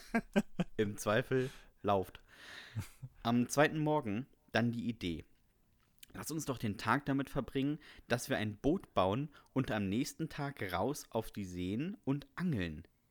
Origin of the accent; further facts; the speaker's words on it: Bremen, Germany; ich komme ja aus Bremen.